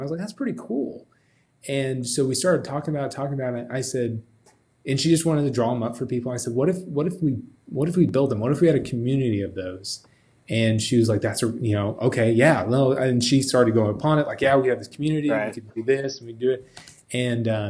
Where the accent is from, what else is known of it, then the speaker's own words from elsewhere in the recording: McPherson, Kansas, United States; moved away as an adult; now in Wichita, United States; I'm actually from McPherson